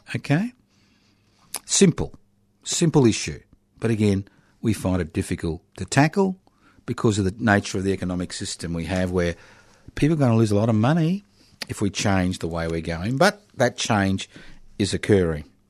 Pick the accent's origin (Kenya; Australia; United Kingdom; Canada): Australia; we as the Australian people